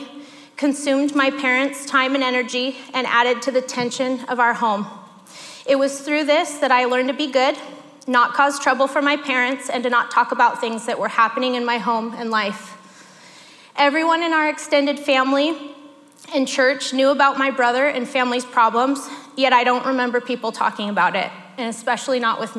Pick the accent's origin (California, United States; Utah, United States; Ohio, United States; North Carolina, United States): California, United States; Northern; I grew up in Northern California